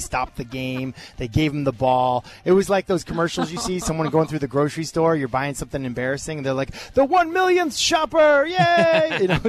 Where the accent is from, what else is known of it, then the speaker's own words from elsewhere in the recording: Boston, Massachusetts, United States; I grew up in Boston.